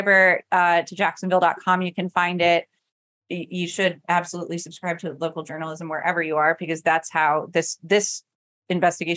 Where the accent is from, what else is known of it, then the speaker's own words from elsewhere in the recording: hometown paper The Island Packet, South Carolina, United States; my hometown paper, The Island Packet